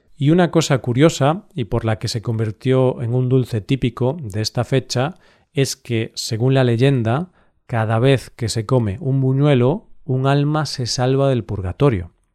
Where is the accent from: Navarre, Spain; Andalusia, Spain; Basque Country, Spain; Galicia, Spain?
Galicia, Spain; Mi tierra tiene una gran tradición celta